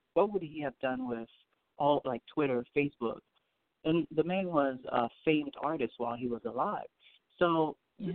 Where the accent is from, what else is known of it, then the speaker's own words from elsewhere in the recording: Port-au-Prince, Ouest, Haiti; now in United States; I'm from Haiti. I was born in Haiti. I was born in Port au Prince, Haiti.